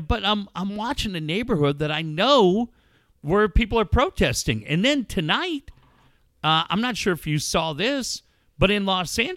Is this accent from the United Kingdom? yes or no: yes; Cardiff, Wales, United Kingdom; also born or lived in Minneapolis, United States; I mean, as much as Cardiff's my